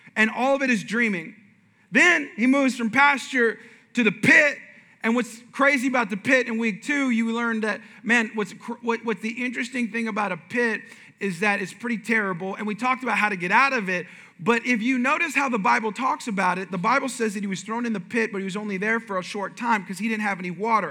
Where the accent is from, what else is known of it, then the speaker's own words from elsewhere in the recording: Bay Area, California, United States; moved away; I'm from California originally, and I was born and raised kind of in the Bay Area.